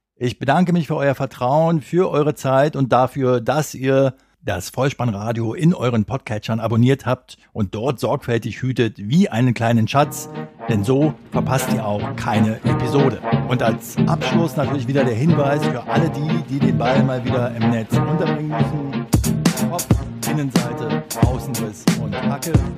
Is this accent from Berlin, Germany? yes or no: yes; Berlin, Germany; Als Berliner